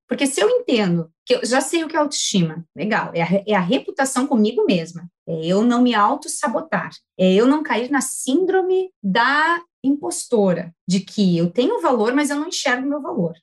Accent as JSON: {"language": "Portuguese", "town": "Cachoeirinha", "region": "Rio Grande do Sul", "country": "Brazil", "tie": "born or raised there", "accent": "southern", "said": "sou natural aqui de Cachoeirinha, Rio Grande do Sul, cidade onde minha família toda está"}